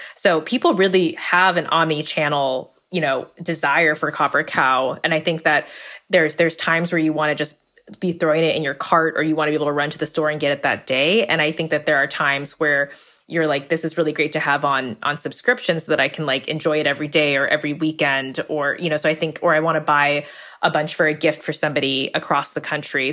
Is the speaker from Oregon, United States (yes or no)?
no; California, United States; I grew up in California, but in a Vietnamese American household